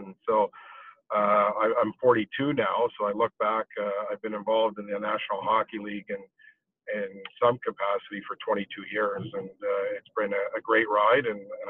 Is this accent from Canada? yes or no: yes; Toronto, Ontario, Canada; I'm born and raised in Toronto, Ontario.